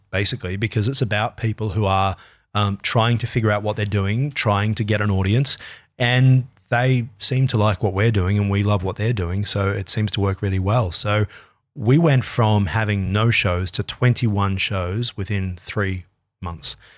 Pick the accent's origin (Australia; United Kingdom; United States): Australia